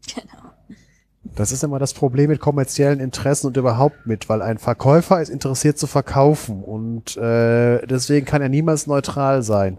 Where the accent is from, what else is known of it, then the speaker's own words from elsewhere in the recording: Germany; ich empfinde es als Deutscher